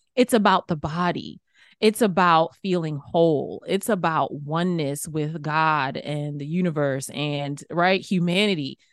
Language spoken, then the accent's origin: English; New York City, New York, United States; I grew up in Queens, New York